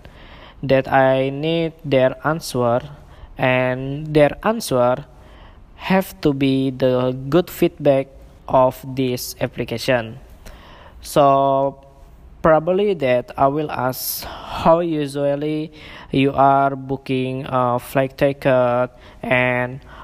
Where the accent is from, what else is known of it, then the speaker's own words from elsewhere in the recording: Indonesia; English is a second language; moved away as an adult; also born or lived in Singapore; now in Malaysia; I'm from Indonesia, but currently I live in Malaysia and Singapore